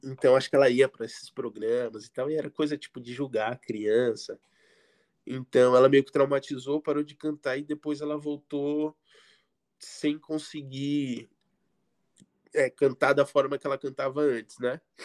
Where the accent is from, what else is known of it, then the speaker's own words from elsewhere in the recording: Guarujá, São Paulo, Brazil; eu era do Guarujá, litoral de São Paulo.